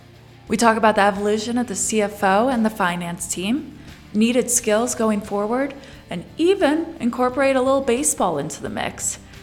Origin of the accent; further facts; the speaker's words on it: Chicago, Illinois, United States; now in Colorado, United States; I'm originally from Chicago